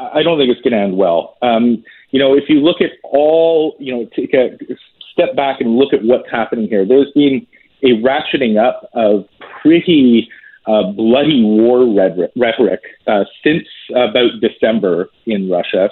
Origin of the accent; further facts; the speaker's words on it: Canada; as a Canadian